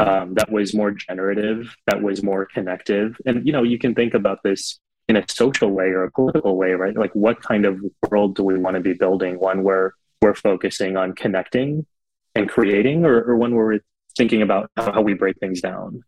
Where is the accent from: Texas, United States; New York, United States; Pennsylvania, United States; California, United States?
Texas, United States; South; growing up in Texas, looking so different.